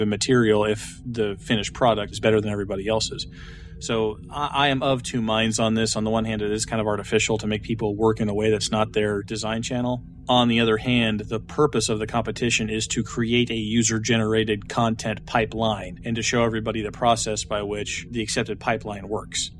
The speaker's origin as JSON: {"language": "English", "town": "Wichita", "region": "Kansas", "country": "United States", "tie": "born or raised there", "said": "the Cessna plant in my hometown, Wichita, Kansas"}